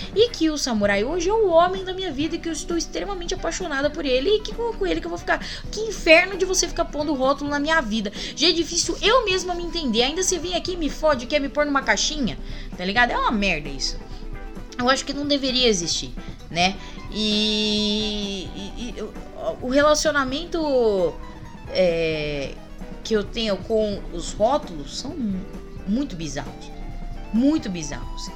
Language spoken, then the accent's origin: Portuguese; Paulista, São Paulo, Brazil